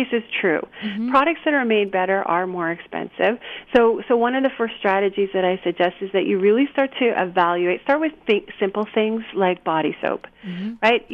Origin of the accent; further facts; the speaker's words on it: Canada; also born or lived in Japan; now in United States; I'm not originally from here. I'm from Canada